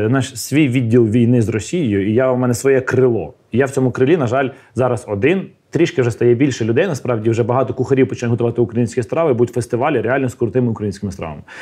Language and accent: Russian; Ukraine; Я не русская, я украинка.